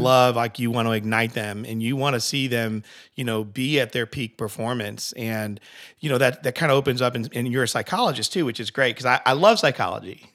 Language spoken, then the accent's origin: English; Connecticut, United States; I'm from Connecticut